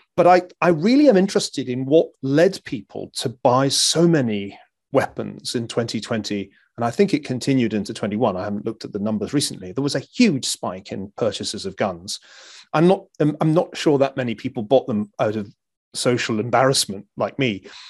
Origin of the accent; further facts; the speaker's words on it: Glasgow, Scotland, United Kingdom; moved away as an adult; also born or lived in Stanford, California; now in United States; growing up in Glasgow uh, in the 1970s